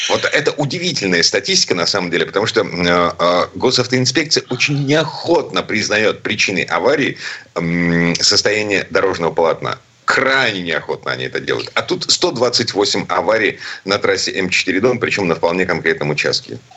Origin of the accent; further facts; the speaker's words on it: Saint Petersburg, Russia; из Петербурга